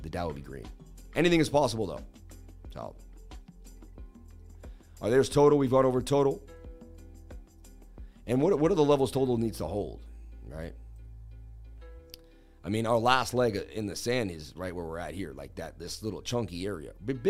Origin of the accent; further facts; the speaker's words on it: Alaska, United States; I grew up in Alaska, my man. Wow, what a beautiful place to live in Alaska, right?